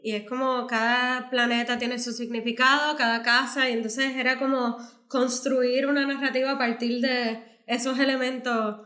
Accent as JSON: {"language": "Spanish", "country": "Puerto Rico", "said": "yo me siento bien puertorriqueña y con una identidad bien fuerte"}